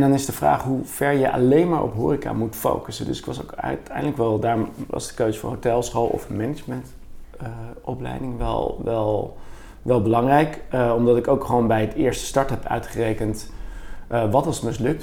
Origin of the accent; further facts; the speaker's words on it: Bergen, North Holland, Netherlands; now in Utrecht, Netherlands; ik ben opgevoed in, opgegroeid in Bergen